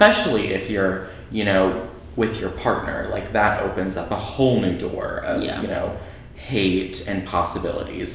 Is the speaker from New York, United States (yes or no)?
no; Lake Charles, Louisiana, United States; I grew up in Lake Charles